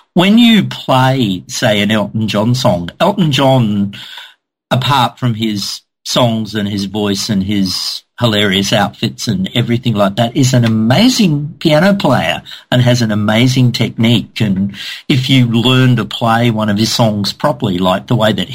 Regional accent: Cairns, Queensland, Australia; I'd moved back to my hometown of Cairns in the north of Australia

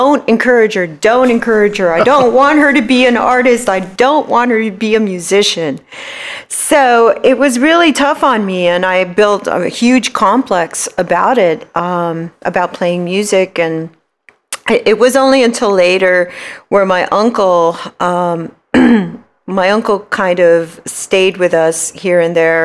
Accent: San Francisco, California, United States; I was born in San Francisco, went to school in San Francisco, haven't moved from San Francisco, lived there all my life

